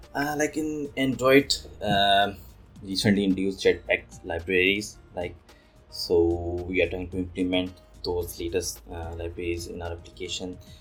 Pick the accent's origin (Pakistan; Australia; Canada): Pakistan; moved away as an adult; also born or lived in Dubai; now in Fukuoka, Japan; I'm from Pakistan